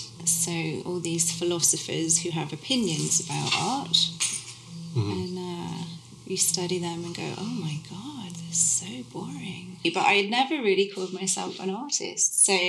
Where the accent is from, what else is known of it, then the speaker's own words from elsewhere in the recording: Oxford, South East England, United Kingdom; moved away as an adult; also born or lived in Hong Kong / Germany / Cardiff, Wales; now in Canada; I was growing up in Oxford in the 80s